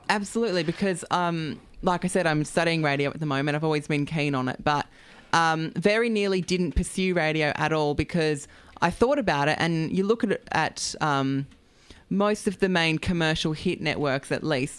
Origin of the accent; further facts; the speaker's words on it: Australia; growing up in the country, I'm not, I wasn't born and bred in Sydney